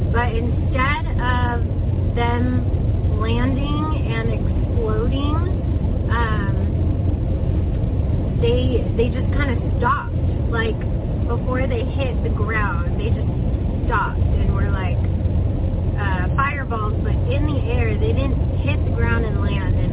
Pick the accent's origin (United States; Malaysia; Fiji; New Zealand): Malaysia; now in Taiwan; I'm a Malaysian who's currently living in Taiwan